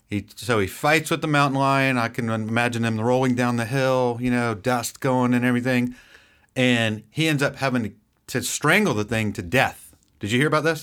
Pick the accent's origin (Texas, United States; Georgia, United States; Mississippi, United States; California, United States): Georgia, United States; near Savannah; I grew up near Savannah